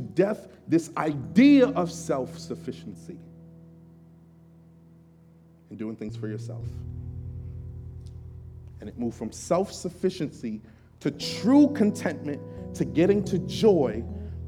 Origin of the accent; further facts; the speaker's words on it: Jamaica; I'm Jamaican. That's kind of one of the things, one of the kind of ideas that was floating around in our culture, especially the Jamaican